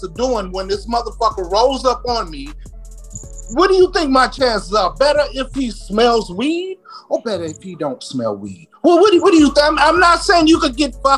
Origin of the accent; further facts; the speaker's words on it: Washington, District of Columbia, United States; I grew up in Southeast goddamn D.C.